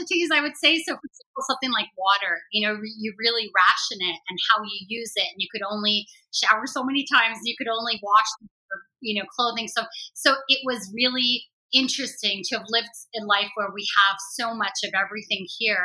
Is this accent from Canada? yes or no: yes; Toronto, Ontario, Canada; born or raised there; also born or lived in Beirut, Lebanon / Amman, Jordan